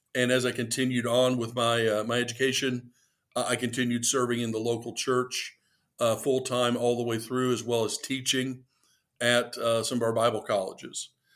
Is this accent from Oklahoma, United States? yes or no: no; Lexington, Kentucky, United States; I grew up in Lexington, Kentucky